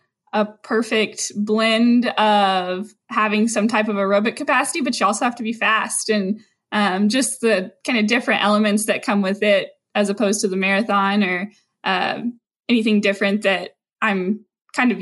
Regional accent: Brackettville, Texas, United States; moved away as an adult; also born or lived in Dallas, Texas; I'm from Brackettville, which is a really small town, and moved to Dallas

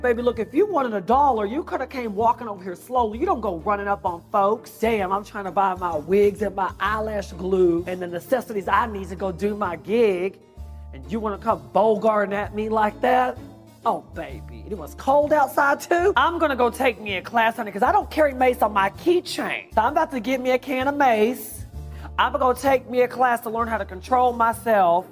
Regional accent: Mesquite, Texas, United States; I'm from Texas

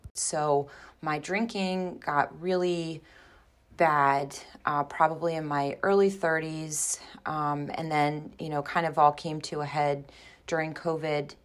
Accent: Baltimore, Maryland, United States; also born or lived in Sparks, Maryland; born and raised in Baltimore, Maryland

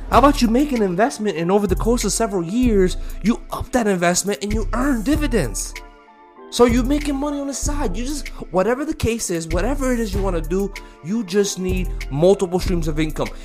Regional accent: United States; I'm American

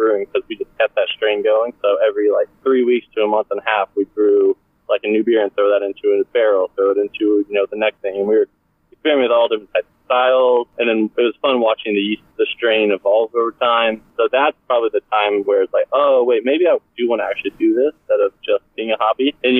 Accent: Austin, Texas, United States; also born or lived in Portland, Oregon; I'm from Austin, but moved up to Portland, Oregon for a couple of years

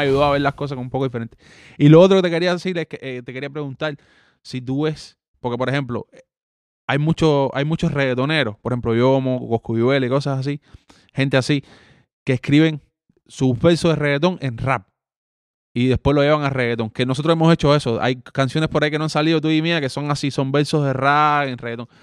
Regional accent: Cuba; first language Spanish; moved away; yo soy cubano

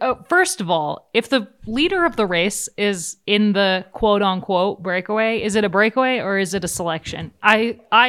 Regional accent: United States; as an American in the European peloton

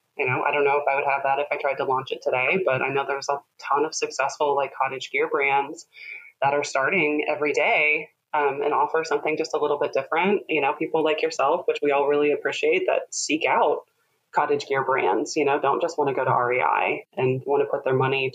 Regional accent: Midwest, United States; I think growing up in the Midwest, you have a little, always a bit of a background of home ec.

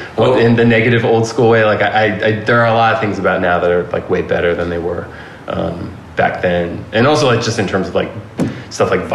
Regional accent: Philadelphia, Pennsylvania, United States; moved away as an adult; also born or lived in New York; now in Los Angeles, United States; I'm from Philadelphia and that's where I, started, you know, doing everything and, going to shows in the 90s

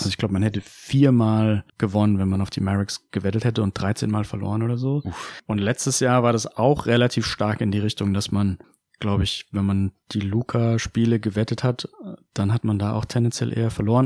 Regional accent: Heidelberg, Baden-Württemberg, Germany; ich bin aus Heidelberg

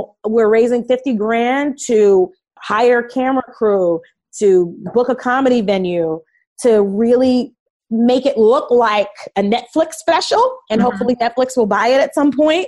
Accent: New York City, New York, United States; now in Los Angeles, United States; I'm from Brooklyn, New York

